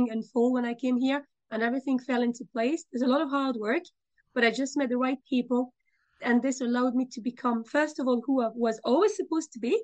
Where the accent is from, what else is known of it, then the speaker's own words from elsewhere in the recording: France; moved away as an adult; also born or lived in United Kingdom; now in Dublin, Ireland; I'm originally from France.